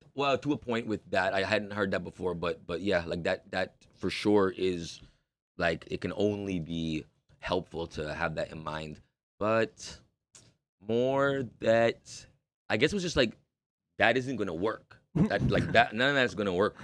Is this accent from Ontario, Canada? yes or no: yes; Toronto, Ontario, Canada; I'm born and raised in Toronto.